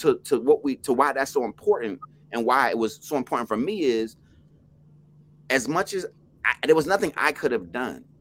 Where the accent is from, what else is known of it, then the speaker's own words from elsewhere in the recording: Plainfield, New Jersey, United States; I'm from Plainfield, New Jersey.